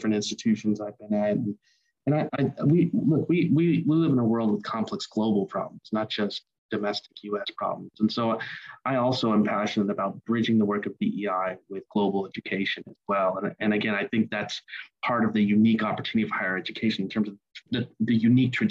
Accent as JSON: {"language": "English", "region": "Ohio", "country": "United States", "tie": "born or raised there", "said": "my hometown in Ohio"}